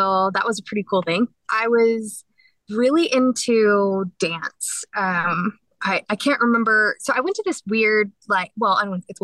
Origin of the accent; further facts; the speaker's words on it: Dallas, Texas, United States; I was born in Dallas